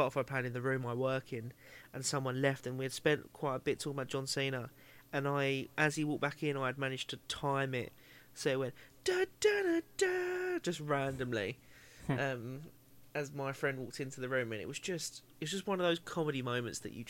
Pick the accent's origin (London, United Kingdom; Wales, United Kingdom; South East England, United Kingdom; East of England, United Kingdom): East of England, United Kingdom; Essex; I come from Essex